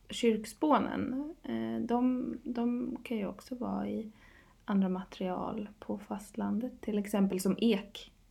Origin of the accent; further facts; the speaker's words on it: Åland, Finland; nu har jag varit hemma på Åland och tittat mycket på tak och sådär